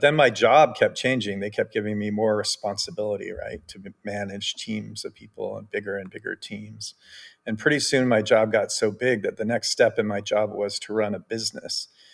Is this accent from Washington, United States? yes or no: yes; Bellevue, Washington, United States; I grew up in Bellevue, Washington, which is next to Redmond, Washington